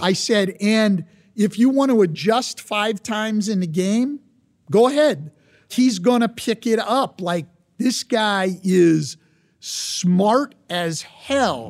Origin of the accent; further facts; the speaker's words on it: California, United States; I grew up in California